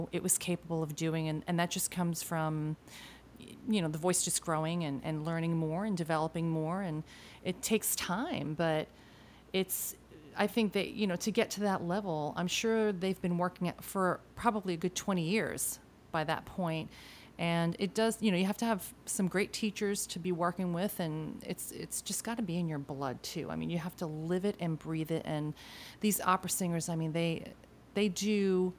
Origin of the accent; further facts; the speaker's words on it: Argentina; I was born in Argentina, so I speak Spanish